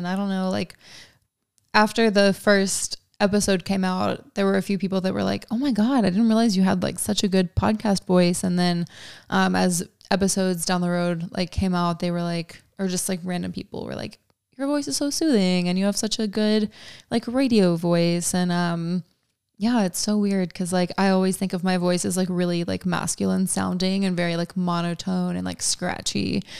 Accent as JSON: {"language": "English", "town": "Kennesaw", "region": "Georgia", "country": "United States", "said": "People are like, \"Where are you from?\" And I'm like, \"I'm from Kennesaw, Georgia.\""}